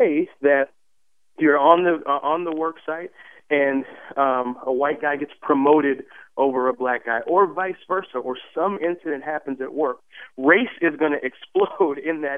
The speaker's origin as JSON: {"language": "English", "town": "Nashville", "region": "Tennessee", "country": "United States", "tie": "born or raised there", "also_born_or_lived": "Boston, Massachusetts", "moved": "as an adult", "said": "growing up in Nashville, Tennessee"}